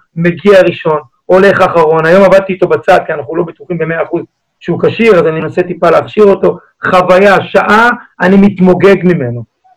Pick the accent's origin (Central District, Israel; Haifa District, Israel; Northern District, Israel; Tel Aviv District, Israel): Haifa District, Israel; Haifa; התחברתי לגוטמן שגידל אותי בשכונה, אנחנו שנינו חיפאים